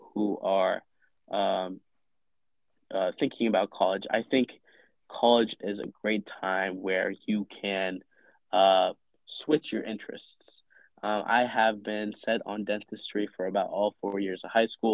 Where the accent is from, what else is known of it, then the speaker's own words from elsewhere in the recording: Cincinnati, Ohio, United States; I'm originally from Cincinnati